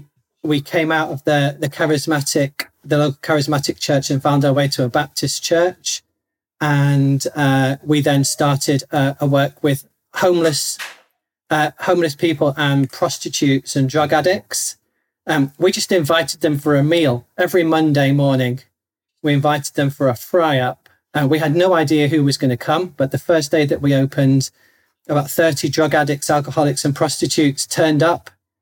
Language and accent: English; Stockton-on-Tees, North East England, United Kingdom; now in Purley, United Kingdom; And we've been here in Purley for the last 13 years. Before that, we came from the Northeast, so a place called Stockton-on-Tees, which is near Middlesbrough, for those of you who know the UK.